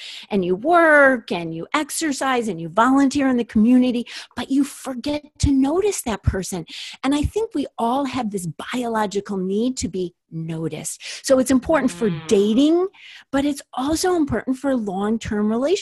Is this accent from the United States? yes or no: yes; Minneapolis, Minnesota, United States; I grew up in Minneapolis, Minnesota